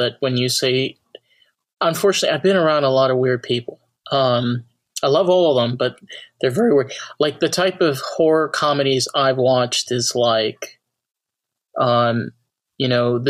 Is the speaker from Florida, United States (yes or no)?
no; New York, United States; Well, I'm not from Jersey. I'm from New York.